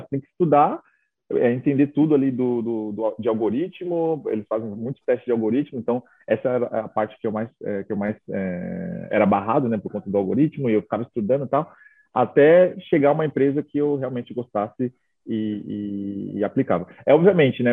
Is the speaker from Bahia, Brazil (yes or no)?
no; Itaquaquecetuba, São Paulo, Brazil; moved away as an adult; also born or lived in Dublin; Minha mãe mora em Itaquá, né? Hoje ela continua morando em Itaquá, então eu cresci em Itaquá